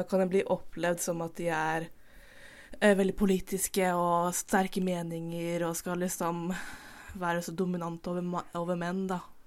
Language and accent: Norwegian; Indre Østfold, Norway; Jeg er bifil cis kvinne fra Indre Østfold